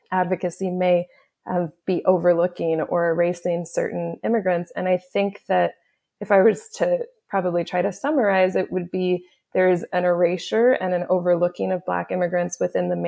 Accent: Haiti; also born or lived in Canada; I'm as I mentioned before, I'm Haitian Canadian, um, and and due to my language experience, due to my interests, like a lot of my clients were either Haitian or or French speaking from West Africa

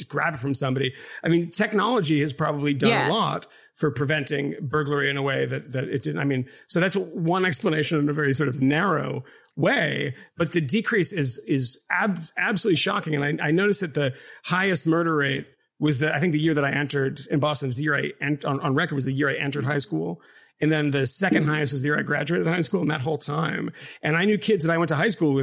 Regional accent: Massachusetts, United States; I grew up in Massachusetts and I spent a lot of time in Boston

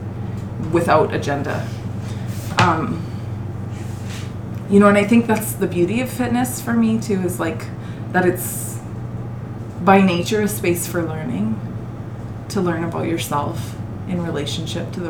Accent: Bonnyville, Alberta, Canada; I say Penwayé because I'm from Bronnyville.

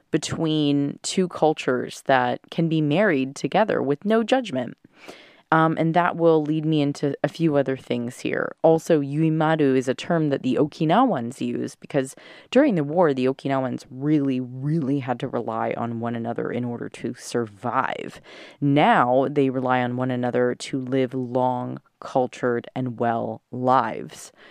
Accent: Southern California, United States; moved away; I'm in SoCal

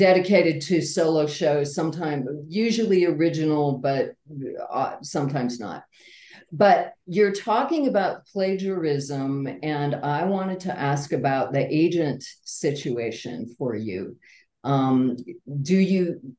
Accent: Okoboji, Iowa, United States; I am a theater person from Iowa. Okoboji is my hometown.

